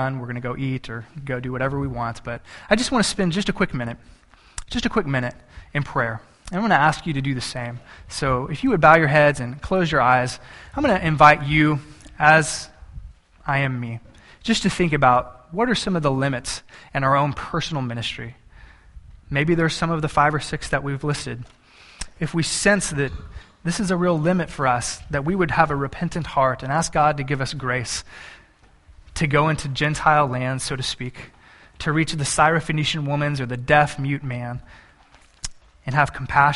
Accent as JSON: {"language": "English", "town": "Banquete", "region": "Texas", "country": "United States", "tie": "born or raised there", "said": "I grew up in South Texas, and in deep South Texas"}